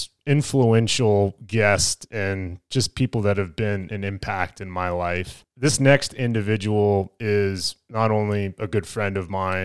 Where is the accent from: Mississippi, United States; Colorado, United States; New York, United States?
Colorado, United States; Parker; I grew up in Parker